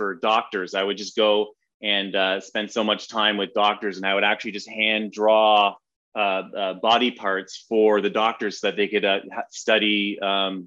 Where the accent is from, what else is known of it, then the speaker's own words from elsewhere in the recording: London, Ontario, Canada; now in Los Angeles, United States; I grew up in Canada, just outside of Toronto, in a place called London, Ontario.